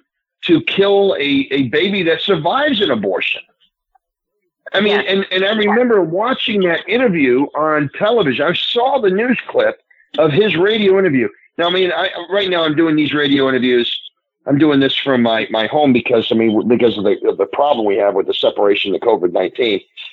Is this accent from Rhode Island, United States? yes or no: yes; Rhode Island, United States; my home state, Rhode Island, which is where I grew up.